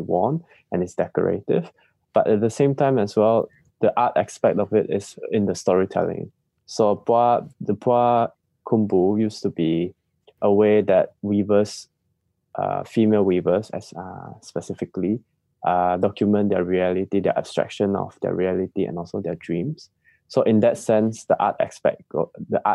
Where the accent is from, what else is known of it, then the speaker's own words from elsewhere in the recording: Sarawak, Malaysia; moved away as an adult; now in Netherlands; I grew up seeing textiles. I'm from Sarawak